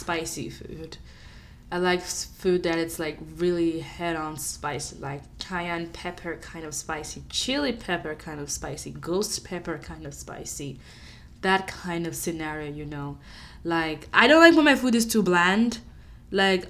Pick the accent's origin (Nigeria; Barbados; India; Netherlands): Nigeria; now in Wichita, United States; I'm Nigerian